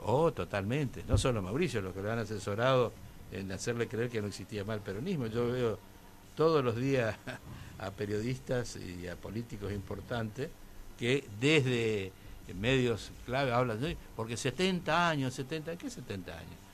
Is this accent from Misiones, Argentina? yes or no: yes; Misiones, Argentina